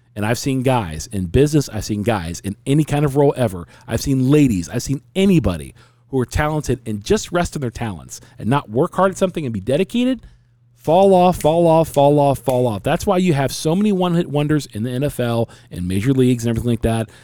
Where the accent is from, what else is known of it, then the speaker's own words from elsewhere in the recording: United States; I'm an American.